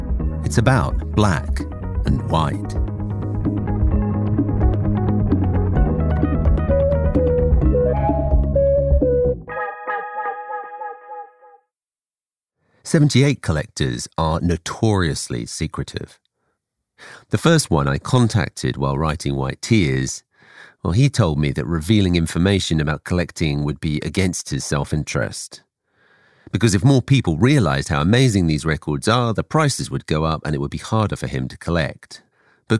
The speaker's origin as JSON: {"language": "English", "region": "England", "country": "United Kingdom", "tie": "born or raised there", "said": "I grew up in England"}